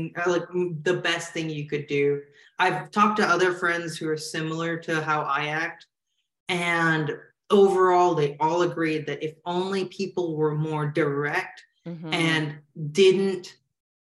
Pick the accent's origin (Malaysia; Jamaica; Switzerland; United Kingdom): Malaysia; now in United States; when I was growing up in Malaysia